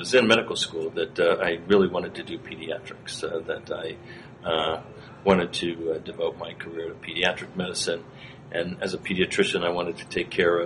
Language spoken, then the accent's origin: English; outside of Cleveland, Ohio, United States; I grew up in Ohio, outside of Cleveland